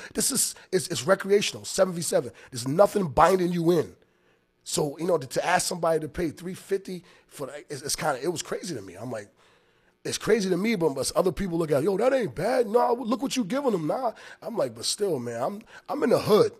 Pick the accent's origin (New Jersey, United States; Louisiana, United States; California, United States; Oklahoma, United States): New Jersey, United States; Long Branch; moved away as an adult; also born or lived in Maryland; now in Rhode Island, United States; I'm from Long Branch, New Jersey